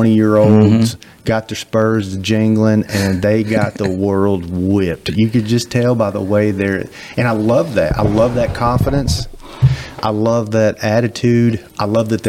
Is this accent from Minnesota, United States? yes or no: no; Oklahoma, United States; also born or lived in Texas; now in Mississippi, United States; being in Texas for 15 years, growing up in Oklahoma, showing horses, coming to Mississippi